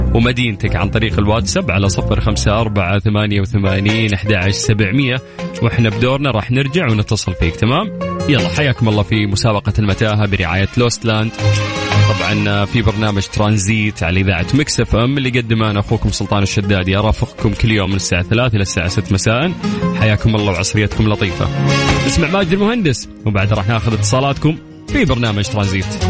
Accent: Saudi Arabia

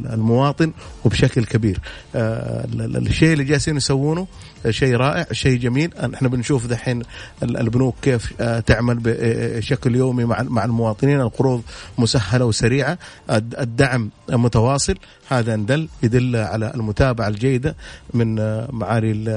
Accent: Saudi Arabia; احنا كسعوديين

